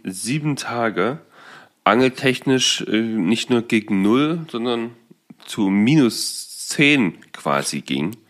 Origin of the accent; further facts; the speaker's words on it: Saxony-Anhalt, Germany; bei uns in Sachsen-Anhalt